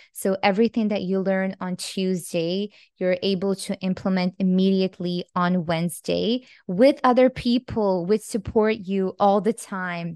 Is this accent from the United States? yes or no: no; Croatia; English is a second language